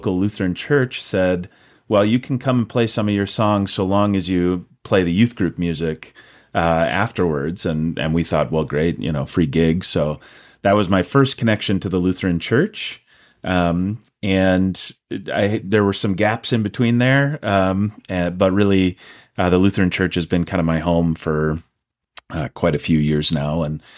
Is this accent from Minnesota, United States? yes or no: yes; Rosemount, Minnesota, United States; I grew up in Rosemount, Minnesota, so just south of the Twin Cities here, but most of my family's from northern Minnesota.